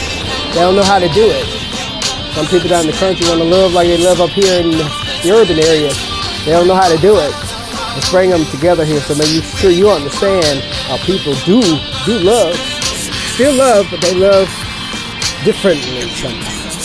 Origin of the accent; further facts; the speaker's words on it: the South, United States; moved away as an adult; I was born and raised in the South area, moved all the way up here around circle through my journalism career